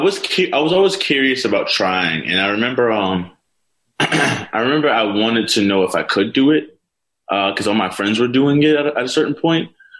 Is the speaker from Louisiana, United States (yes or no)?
yes; New Orleans, Louisiana, United States; I grew up in New Orleans. My parents are musicians. My dad's a classically trained saxophonist, and my mom's a jazz vocalist. So music was really heavy in our home.